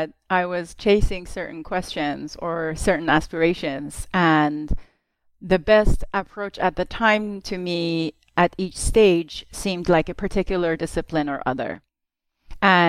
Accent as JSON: {"language": "English", "town": "Tehran", "region": "Tehran Province", "country": "Iran", "tie": "born or raised there", "said": "as a young child in growing up in Tehran while there was a war for the first sort of 7 years of my life"}